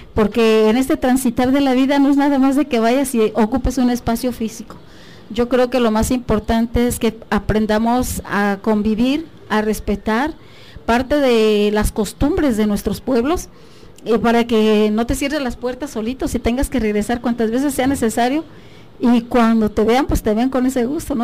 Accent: Tlapa de Comonfort, Guerrero, Mexico; es originaria de la región de la montaña, soy de Tlapa de Comonfort. Em, ahí estudié desde el kinder

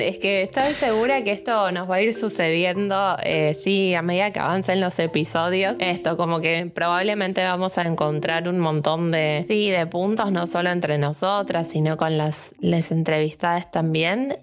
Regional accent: Buenos Aires, Argentina; moved away as an adult; now in Bariloche, Argentina; soy de Buenos Aires, de la capital, de la ciudad, del lío, del ruido.

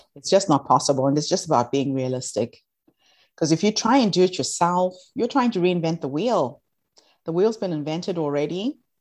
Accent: Zimbabwe; moved away as an adult; now in New Zealand; I'm from Zimbabwe originally, although I live in New Zealand for the last twenty-one years. And when I moved to New Zealand, I decided to reach back to my country of birth

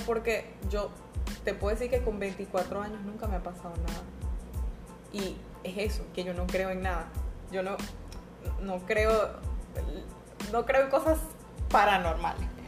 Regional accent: San Cristóbal, Táchira, Venezuela; moved away; yo soy de San Cristóbal

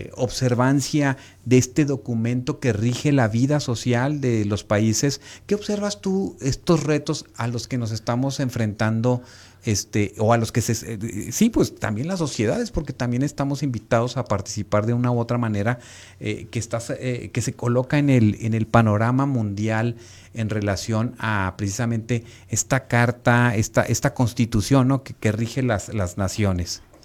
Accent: Mexico; nosotros como mexicanos

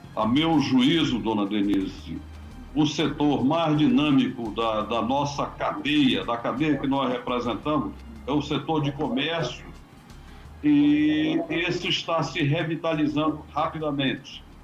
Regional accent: Brazil; como brasileiros

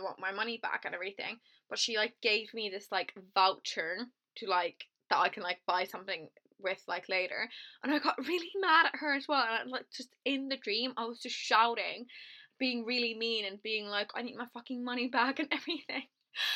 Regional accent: Finland; moved away; I'm from a very small town in countryside Finland, right? So there's one pizza place in my hometown

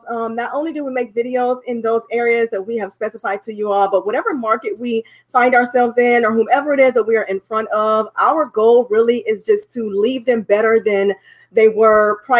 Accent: Cleveland, Ohio, United States; now in Dallas, United States; We've been here for about 10 to 11 years. We've been enjoying our time here in Dallas, Texas. We are from Cleveland, Ohio.

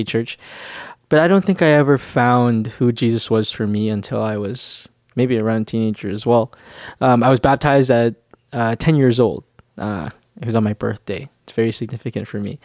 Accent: Winnipeg, Manitoba, Canada; moved away as an adult; I'm from Winnipeg, uh, Winnipeg, Manitoba

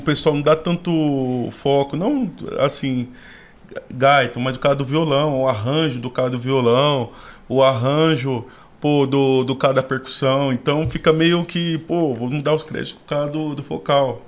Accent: São Paulo, Brazil; Nascido e criado na Zona Sul, ali na Emboimirim, Figueira Grande

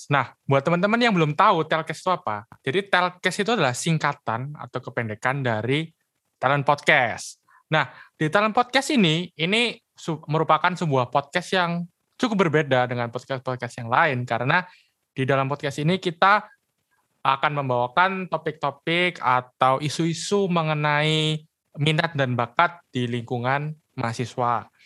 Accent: Surabaya, East Java, Indonesia; oke lu dari Surabaya oke berarti sama kayak gue ya dari Surabaya

